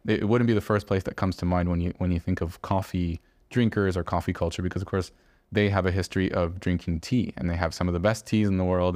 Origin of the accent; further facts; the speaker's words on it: Canada; now in Barcelona, Spain; growing up in Canada